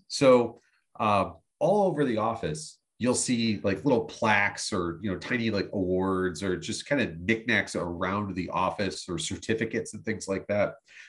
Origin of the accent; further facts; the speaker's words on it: Western New York, United States; I'm a white guy … I really like the Sabres. I'm from Western New York. There's a billion of me.